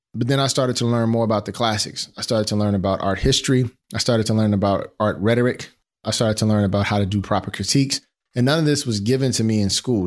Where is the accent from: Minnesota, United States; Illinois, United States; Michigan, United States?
Illinois, United States; Chicago; growing up in the Wild Wild Hundreds in Roseland in Chicago